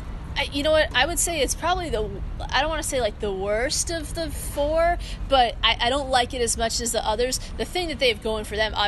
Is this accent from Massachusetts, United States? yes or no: yes; Framingham, Massachusetts, United States; also born or lived in Charlotte, North Carolina; I'm from Framingham, grew up there, and then went to college in Charlotte, North Carolina, lived there for a while, came back